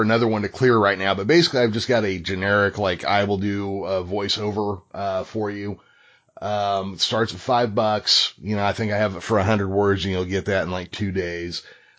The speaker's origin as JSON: {"language": "English", "region": "Midwest", "country": "United States", "accent": "Middle American", "said": "I had an accent, and I have the most Middle America, North American, you can't tell where I'm from by my accent"}